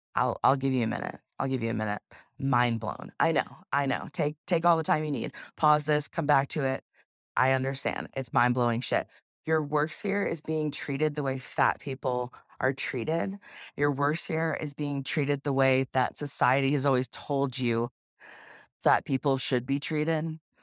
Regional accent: South Carolina, United States; I grew up here in, in South Carolina. I was raised in South Carolina

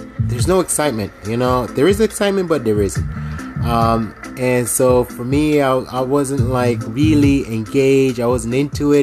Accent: Jamaica; I'm from Jamaica

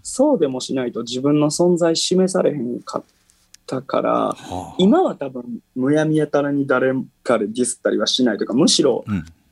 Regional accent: Sakai, Osaka, Japan; 地元の堺市

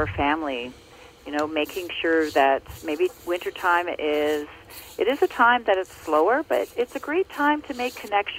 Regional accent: Ontario, Canada; born or raised there

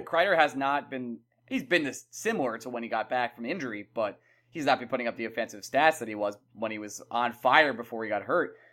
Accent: New York, United States; I'm from New York

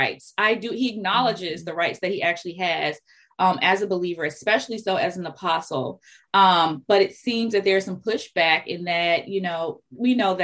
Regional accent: United States; as American Christians

